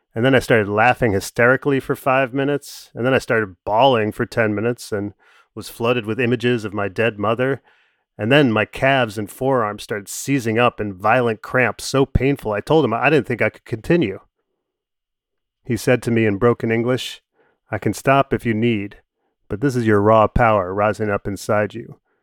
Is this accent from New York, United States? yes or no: yes; New York, United States; I'm a New Yorker